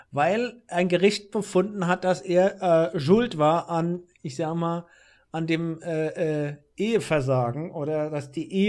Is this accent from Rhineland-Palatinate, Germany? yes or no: yes; Rhenish Hesse, Rhineland-Palatinate, Germany; ich bin ja hier als Lokalpatriot